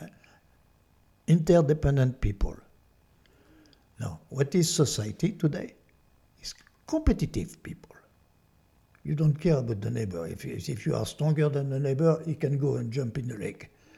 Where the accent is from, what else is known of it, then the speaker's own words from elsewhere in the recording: France; accent: French; English is a second language; now in United States; my French accent, that I'm born in France.